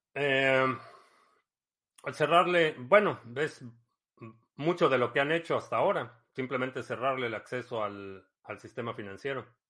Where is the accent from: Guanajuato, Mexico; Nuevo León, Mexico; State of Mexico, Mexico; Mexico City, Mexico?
State of Mexico, Mexico; Ciudad Satélite; moved away; also born or lived in Club de Golf La Hacienda, State of Mexico / Cuautitlán Izcalli; viví en satélite eh, los primeros siete Siete años de mi vida viví en satélite